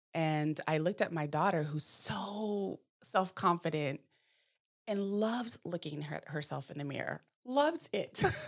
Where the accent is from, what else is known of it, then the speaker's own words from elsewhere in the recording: Manteca, California, United States; I grew up in Manteca